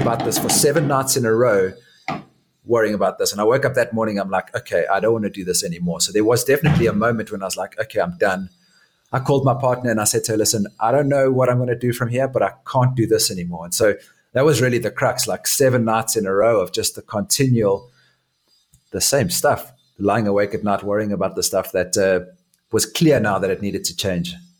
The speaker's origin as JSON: {"language": "English", "town": "Johannesburg", "region": "Gauteng", "country": "South Africa", "tie": "born or raised there", "also_born_or_lived": "Durban, South Africa", "moved": "as an adult", "said": "I was born in Durban in South Africa, and when we were young, our family moved to a place called Johannesburg"}